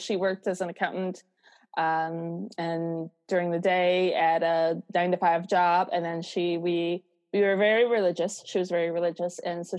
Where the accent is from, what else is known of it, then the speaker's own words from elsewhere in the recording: Utica, New York, United States; now in California, United States; Yes, I'm originally from Utica, New York.